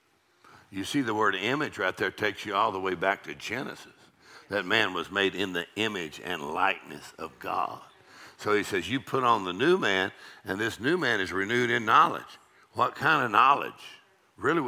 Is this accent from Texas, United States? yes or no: yes; Texas, United States; I'm from Texas